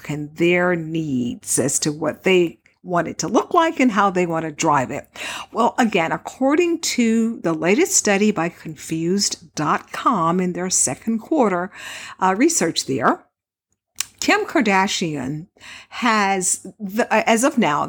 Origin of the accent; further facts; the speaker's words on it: Houston, Texas, United States; now in Las Vegas, United States; I grew up in Texas. And so, yeah, in Houston, to be more exact